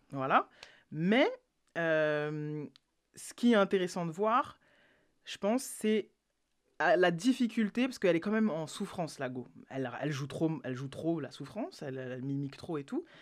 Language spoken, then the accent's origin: French; France; qu'on est français